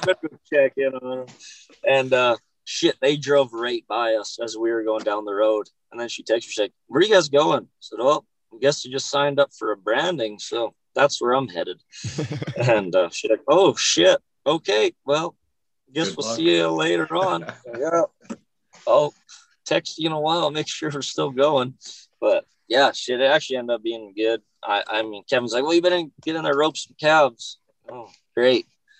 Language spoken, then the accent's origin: English; Hinton, Alberta, Canada; born there; also born or lived in Okotoks; I guess I was born up in Hinton, moved around a little bit as a kid, and I guess I was 14 or 15 when I moved to Okotoks.